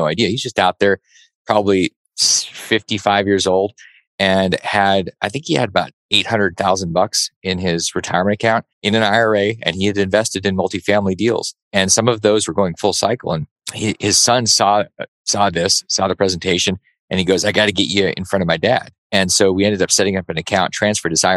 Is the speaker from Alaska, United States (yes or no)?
yes; Alaska, United States; I grew up in Alaska